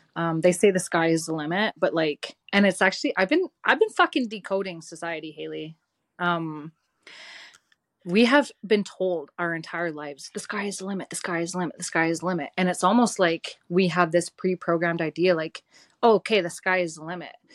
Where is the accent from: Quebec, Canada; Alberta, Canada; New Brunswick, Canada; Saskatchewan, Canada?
Alberta, Canada; Didsbury; I grew up in Didsbury, Alberta.